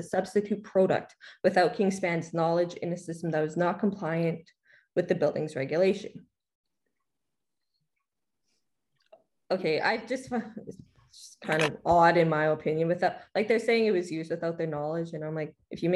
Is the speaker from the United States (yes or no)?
no; Canada; I'm from Canada